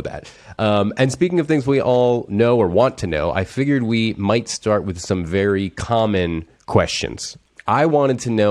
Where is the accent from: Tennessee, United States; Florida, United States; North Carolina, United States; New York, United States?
Florida, United States; Miami; moved away; I'm from Miami, so it'll be a nice trip home for me